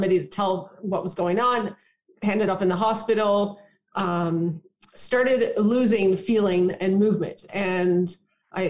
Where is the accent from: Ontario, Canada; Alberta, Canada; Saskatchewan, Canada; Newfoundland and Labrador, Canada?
Newfoundland and Labrador, Canada; I was born and raised in Newfoundland.